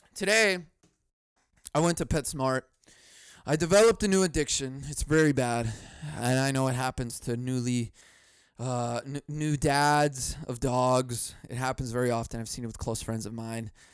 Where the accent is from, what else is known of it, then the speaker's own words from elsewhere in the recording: United States; I'm an American.